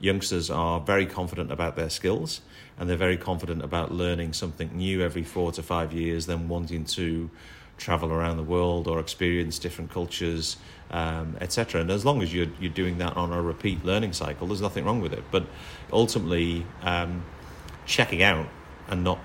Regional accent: Liverpool, North West England, United Kingdom; moved away as an adult; now in Singapore; when you're a Liverpool lad working for a Liverpool company

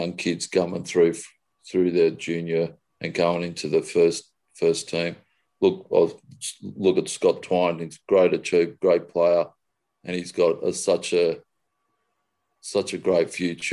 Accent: Australia; I'm Australian

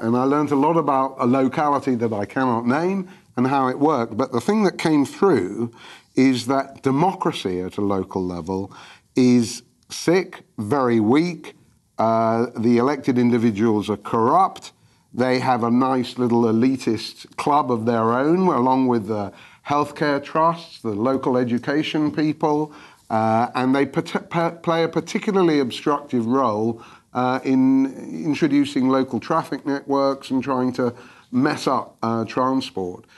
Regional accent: London, United Kingdom; I was from London

